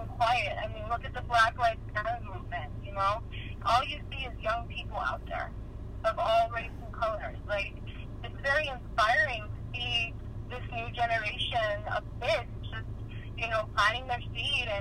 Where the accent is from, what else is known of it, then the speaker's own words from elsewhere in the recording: California, United States; growing up in California